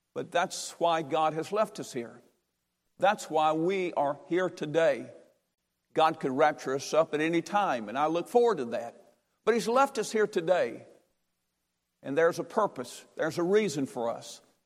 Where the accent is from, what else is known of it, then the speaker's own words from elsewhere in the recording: Durham, North Carolina, United States; I'm from Durham, North Carolina.